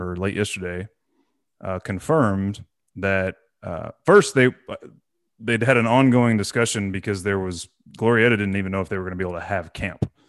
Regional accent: Corpus Christi, Texas, United States; born or raised there; moved away

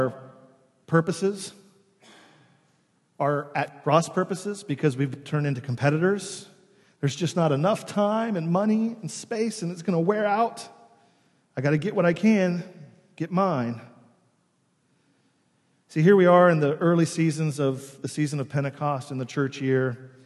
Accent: New York City, New York, United States; as New Yorkers

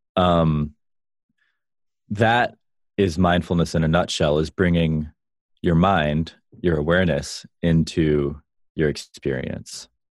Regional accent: Vero Beach, Florida, United States; also born or lived in Chicago; now in California, United States; I grew up in Vero Beach

